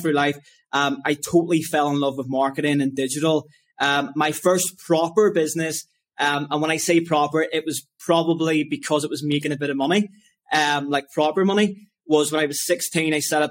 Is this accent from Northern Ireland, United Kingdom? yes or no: yes; Lisburn, Northern Ireland, United Kingdom; I grew up in Lisburn, Northern Ireland